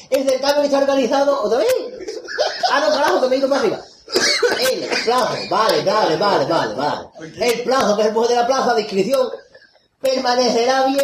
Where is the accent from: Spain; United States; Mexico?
United States; Cincinnati, Ohio; Que no es que yo sea de paterna, y yo soy de Cincinnati.